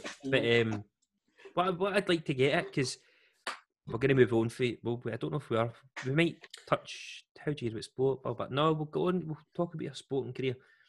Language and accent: English; Scotland, United Kingdom